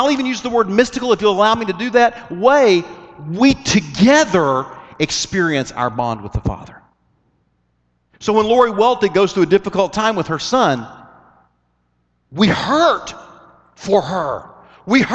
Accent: United States

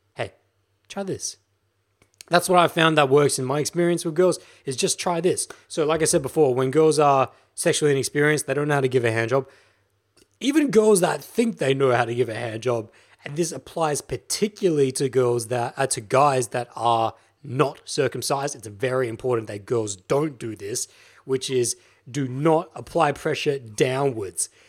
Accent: Australia; I'm an Australian guy

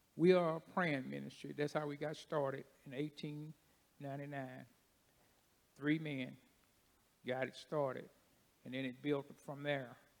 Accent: Paducah, Kentucky, United States; I'm from Paducah

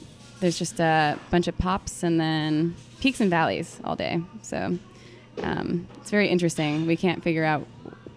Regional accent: Boston, Massachusetts, United States; moved away; I'm from Boston

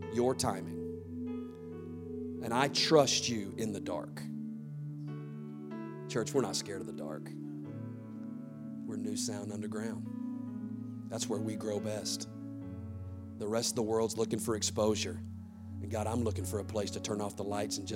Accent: the South, United States; I grew up in the South

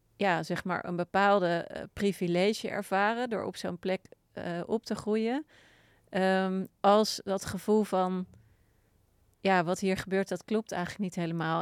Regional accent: Wassenaar, South Holland, Netherlands; ik ben opgegroeid in Wassenaar.

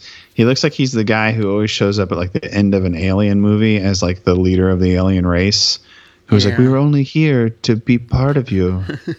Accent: Minnesota, United States; I was just like, I'm from Minnesota. Hello, Minnesota.

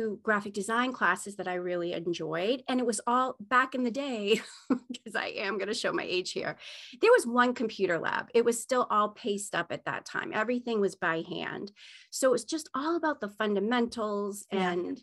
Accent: Maine, United States; I grew up in Maine

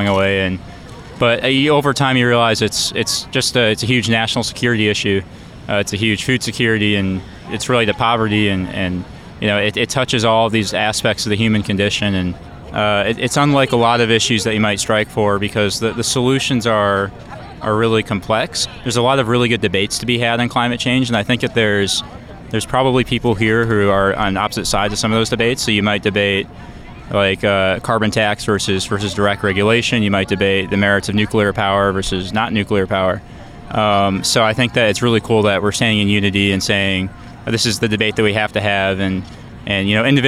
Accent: Cleveland, Ohio, United States; moved away; I grew up in Cleveland, Ohio

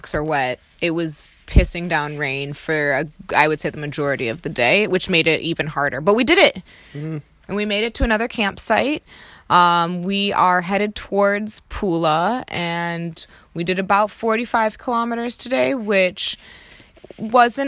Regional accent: United States; I'm American

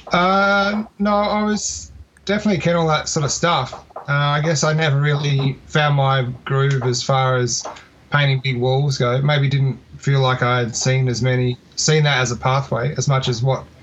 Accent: Adelaide, South Australia, Australia; also born or lived in Melbourne; I'm originally from Adelaide, yeah. So that when I met you in 2004, I'd only really been in Melbourne for a few years at that point. And then um, in 2007, I moved back to Adelaide.

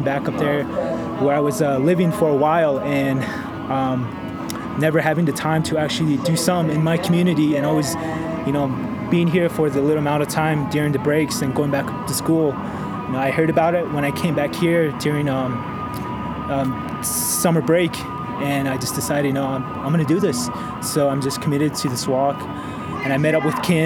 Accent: Pinedale, New Mexico, United States; I'm from the Pinedale community, and that's located east of Gallup on the reservation

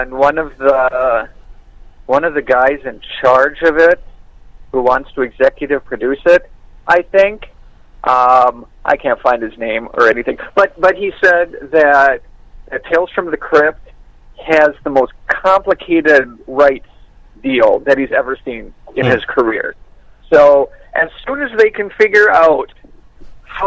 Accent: the middle of Wisconsin, United States; moved away; I'm from the middle of Wisconsin

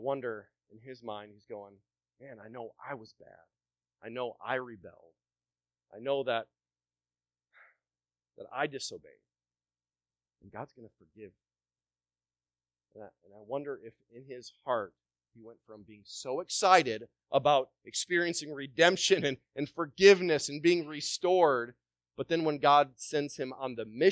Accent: Wisconsin, United States; moved away as an adult; also born or lived in Southern Caribbean; I'm from Wisconsin

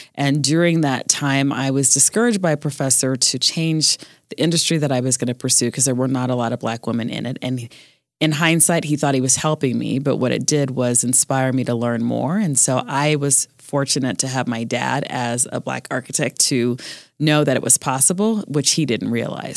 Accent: Jamaica; also born or lived in Colorado; I'm Jamaican

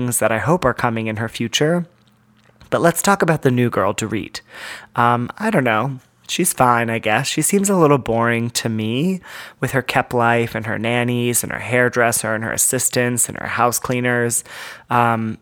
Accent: Southern California, United States; I'm from Southern California. We have a Disneyland

